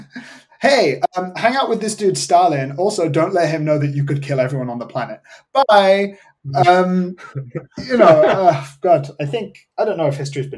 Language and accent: English; United Kingdom; now in Berlin, Germany; as a Brit